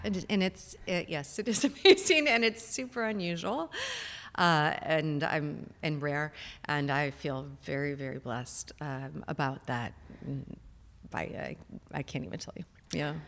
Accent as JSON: {"language": "English", "town": "Chicago", "region": "Illinois", "country": "United States", "moved": "as an adult", "said": "I'm originally from Chicago"}